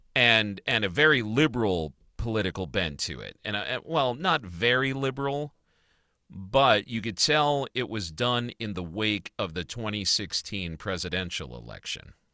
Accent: Chicago, Illinois, United States; now in New Jersey, United States; growing up in Chicago and hearing about John Wayne Gacy

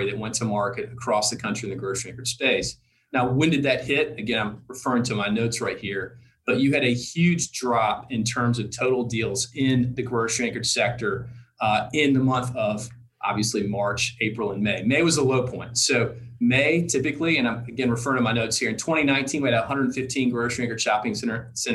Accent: Tennessee, United States; I'm from Tennessee

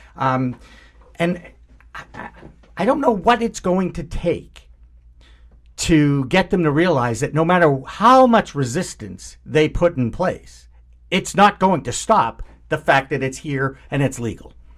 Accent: Newton, Massachusetts, United States; Newton is, of course, my hometown too

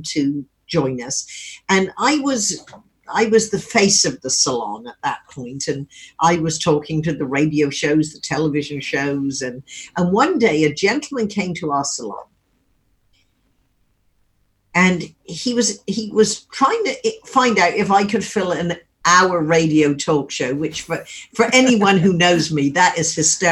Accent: Wimborne, South West England, United Kingdom; moved away as an adult; now in California, United States; when we grew up in Wimborne

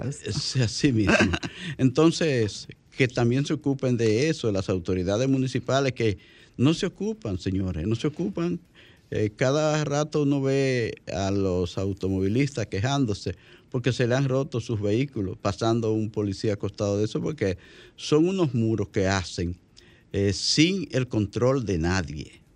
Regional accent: Santo Cerro, La Vega, Dominican Republic; mi carretera donde yo viví de, niño

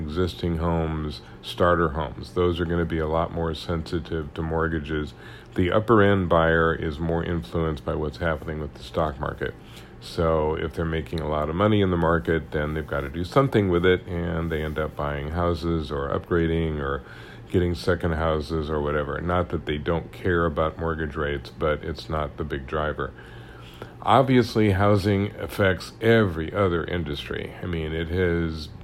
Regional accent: Kansas City, Missouri, United States; I'm from Kansas City

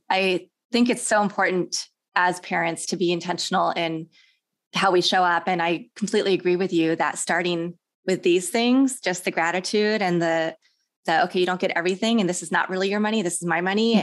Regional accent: Kansas, United States; also born or lived in Houston, United States; now in Los Angeles, United States; I grew up in Kansas

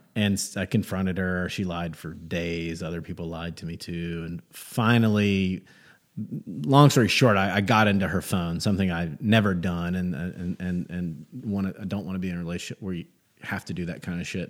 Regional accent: Gastonia, North Carolina, United States; I grew up in Gastonia, North Carolina

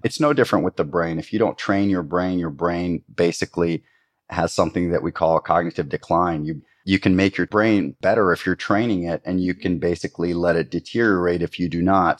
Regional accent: Costa Rica; growing up in Costa Rica

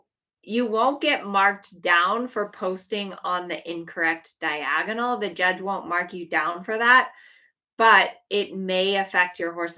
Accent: Colorado, United States; moved away; I grew up in Colorado and I left because it was so cold in the winter

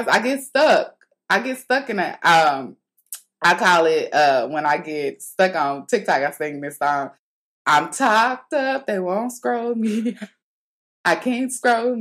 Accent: St. Louis, Missouri, United States; moved away; back home in St. Louis, they had, my hometown

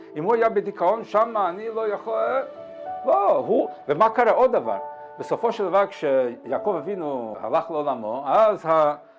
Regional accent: Montevideo, Uruguay; אני ממונטווידאו

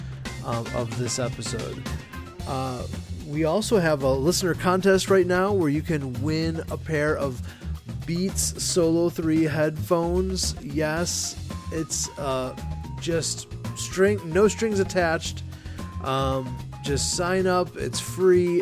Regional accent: Chicago, Illinois, United States; my hometown of Chicago

